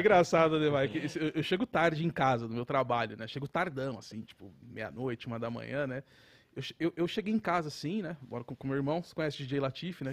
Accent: São Paulo, Brazil; sou da Zona Oeste

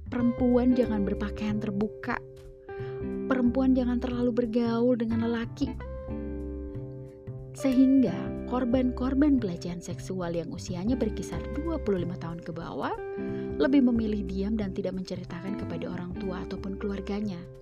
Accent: Central Sulawesi, Indonesia; Bagaimana dengan daerah saya, Sulawesi Tengah?

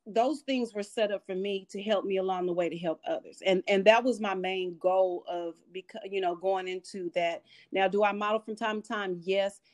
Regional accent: Austin, Texas, United States; moved away as an adult; also born or lived in Seattle, Washington; now in New York, United States; I was born in Seattle, Washington, and my mother, myself, and my two year old sister moved to Austin, Texas when I was 10.

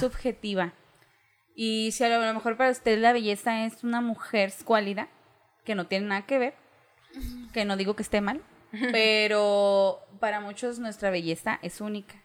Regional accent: Ciudad Juárez, Chihuahua, Mexico; yo vengo de Ciudad Juárez.

